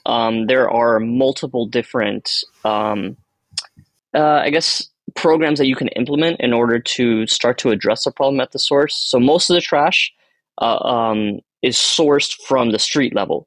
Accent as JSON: {"language": "English", "town": "Miami", "region": "Florida", "country": "United States", "tie": "born or raised there", "first_language": "Spanish", "second_language": "English", "said": "I'm Cuban American. I was born here. I didn't speak English until I was five"}